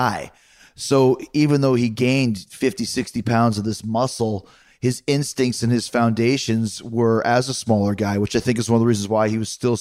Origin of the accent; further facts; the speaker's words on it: Winnipeg, Manitoba, Canada; growing up in Winnipeg at the time when there was no internet really